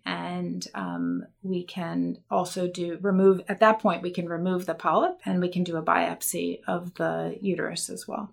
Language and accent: English; Baltimore, Maryland, United States; I grew up in Baltimore, Maryland